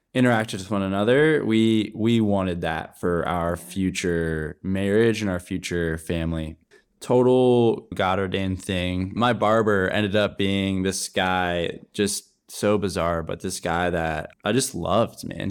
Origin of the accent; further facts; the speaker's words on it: Cincinnati, Ohio, United States; moved away as an adult; now in Charlotte, United States; I'm from Cincinnati